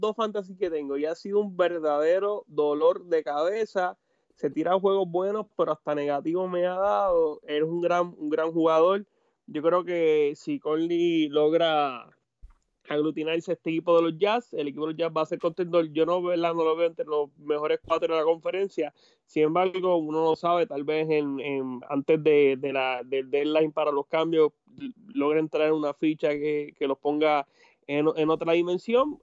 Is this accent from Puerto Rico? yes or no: yes; San Juan, Puerto Rico; yo soy de Cupey